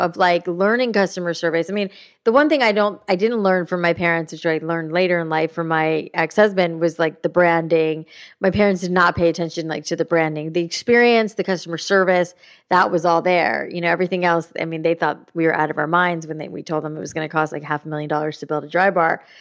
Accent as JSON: {"language": "English", "region": "South Florida", "country": "United States", "tie": "born or raised there", "said": "I grew up in South Florida"}